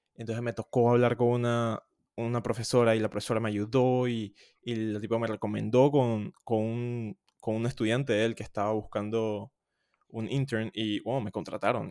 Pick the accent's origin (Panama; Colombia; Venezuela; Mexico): Panama; also born or lived in Louisville, United States